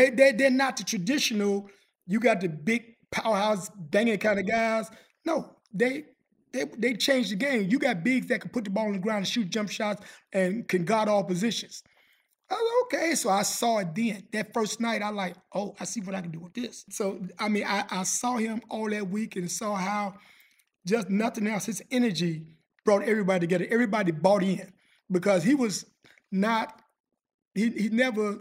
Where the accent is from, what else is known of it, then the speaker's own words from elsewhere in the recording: Chicago, Illinois, United States; I'm from Chicago